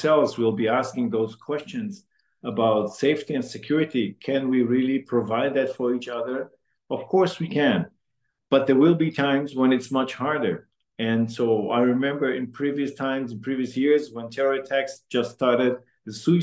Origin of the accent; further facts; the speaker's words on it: Amsterdam, North Holland, Netherlands; now in Ottawa, Canada; I was born in Holland and in Amsterdam. And my mother's and father's family is also from Amsterdam.